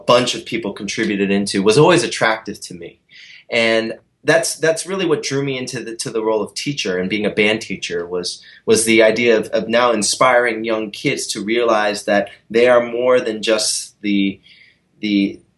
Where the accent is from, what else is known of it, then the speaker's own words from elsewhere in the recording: Columbia, Maryland, United States; in Columbia, Maryland, my hometown